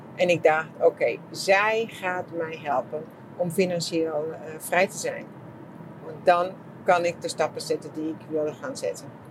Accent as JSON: {"language": "Dutch", "country": "Germany", "second_language": "Dutch", "moved": "yes", "lives_now": "Netherlands", "said": "ik als Duitser"}